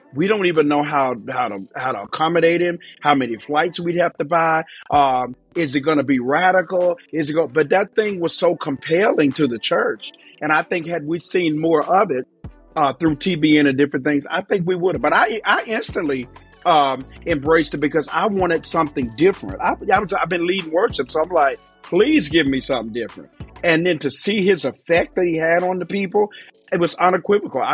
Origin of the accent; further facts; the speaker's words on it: Memphis, Tennessee, United States; I'm from Memphis, Tennessee, but I traveled around the whole country